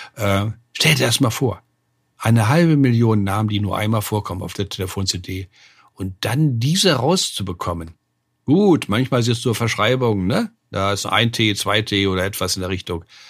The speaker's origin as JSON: {"language": "German", "town": "Hildesheim", "region": "Lower Saxony", "country": "Germany", "tie": "born or raised there", "said": "Ich bin aufgewachsen in Hildesheim, das ist 30 Kilometer südlich von Hannover"}